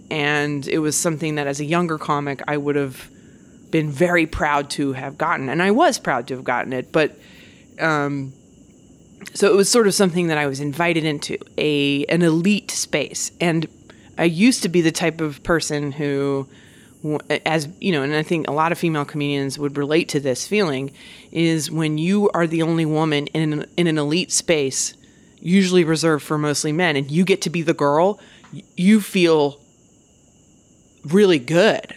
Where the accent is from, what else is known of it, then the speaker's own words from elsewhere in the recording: United States; I'm such an American